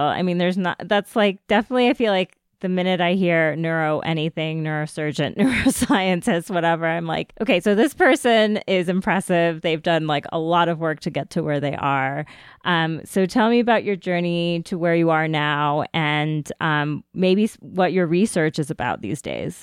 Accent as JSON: {"language": "English", "town": "Ithaca", "region": "New York", "country": "United States", "tie": "born or raised there", "said": "I was born in, um, Ithaca, New York, so I know upstate New York well"}